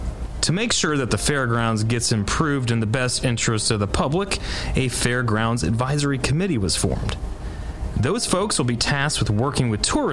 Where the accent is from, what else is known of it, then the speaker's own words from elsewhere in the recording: Kentucky, United States; I was born and raised in Kentucky.